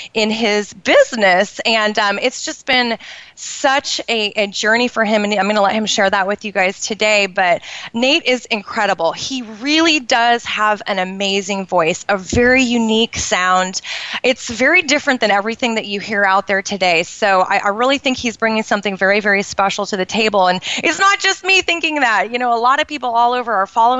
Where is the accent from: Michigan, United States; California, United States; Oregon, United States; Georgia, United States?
Oregon, United States; Portland; in Portland, which is where I grew up in the Pacific Northwest